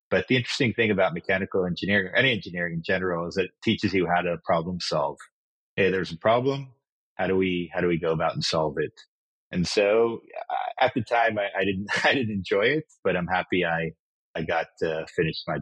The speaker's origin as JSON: {"language": "English", "country": "Kenya", "tie": "born or raised there", "also_born_or_lived": "Israel", "said": "So as you mentioned, I, I was born in Israel, but I actually grew up in Kenya in Africa. Um, we moved there when I was four years old, and I went to the same school all the way from kindergarten to 12th grade."}